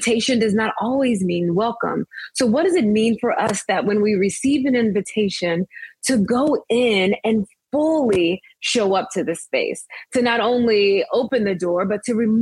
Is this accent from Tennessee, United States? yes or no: no; Biloxi, Mississippi, United States; now in Princeton, United States; I am from Biloxi, Mississippi, born and raised on the Mississippi Gulf Coast